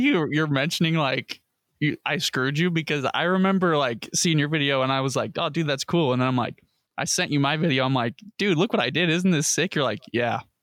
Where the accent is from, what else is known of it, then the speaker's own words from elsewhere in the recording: United States; as an American